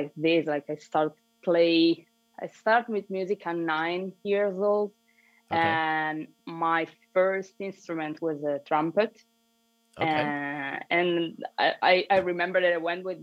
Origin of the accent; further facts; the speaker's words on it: Milan, Lombardy, Italy; also born or lived in Valencia, Spain; I grew up in Milan, Italy